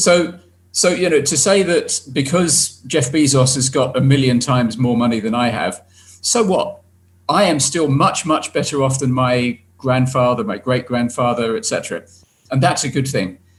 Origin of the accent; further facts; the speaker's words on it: United Kingdom; my home country